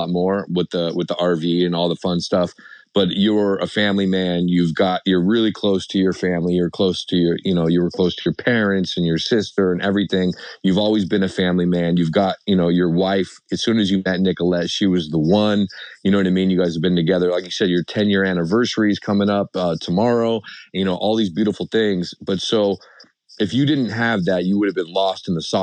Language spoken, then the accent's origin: English; Seattle, Washington, United States; moved away; also born or lived in Las Vegas; I'm from Seattle